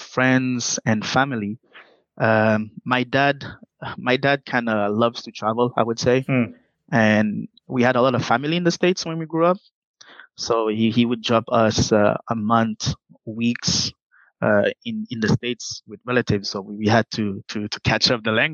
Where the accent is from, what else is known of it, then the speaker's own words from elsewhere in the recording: Montreal, Quebec, Canada; also born or lived in Haiti; Growing up in Quebec, most especially in Montreal. Growing up in Montreal, you get the opportunity to experience multiculturality